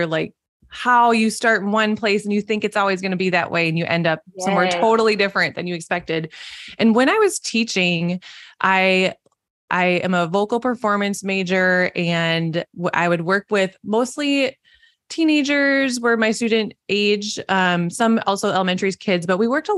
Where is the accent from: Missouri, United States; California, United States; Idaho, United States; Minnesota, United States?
Minnesota, United States; accent: Minnesotan; I live in Minnesota, if you can tell by my Minnesotan accent